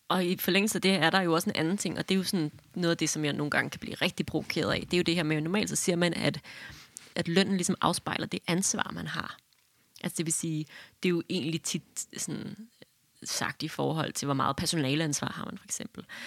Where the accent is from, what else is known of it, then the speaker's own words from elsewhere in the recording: Hillerød, Capital Region of Denmark, Denmark; jeg er fra Hillerød